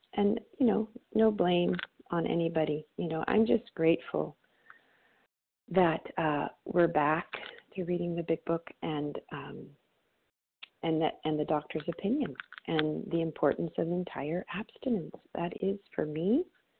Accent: Monterey, California, United States; my hometown here of Monterey, California

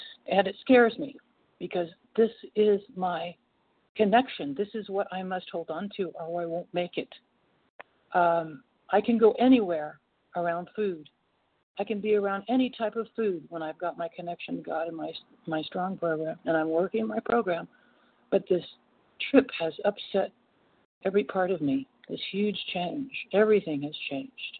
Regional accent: Portland, United States; also born or lived in State of Washington; now in North Carolina, United States; I was born in Portland and I now live in North Carolina

